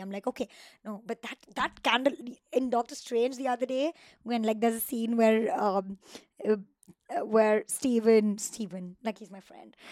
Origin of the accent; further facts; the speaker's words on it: Mumbai, Maharashtra, India; moved away as an adult; now in Los Angeles, United States; I come from Mumbai